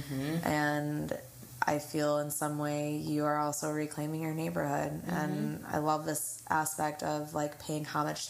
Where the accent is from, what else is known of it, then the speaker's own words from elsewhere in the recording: Lansing, Michigan, United States; moved away as an adult; now in Germany; born and raised in Lansing, Michigan, but for the last 5 years, I've been living and working overseas in Germany